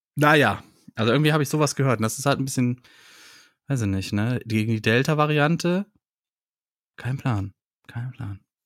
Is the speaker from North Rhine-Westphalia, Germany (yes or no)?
yes; Heinsberg area, North Rhine-Westphalia, Germany; ich bin ja irgendwo da in der Gegend auch groß geworden, ne? Im, im Heinsberger Raum.